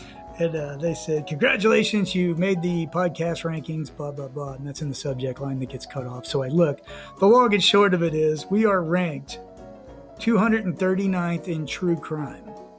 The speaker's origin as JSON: {"language": "English", "country": "United States", "said": "We're American, you know, everybody in the USA."}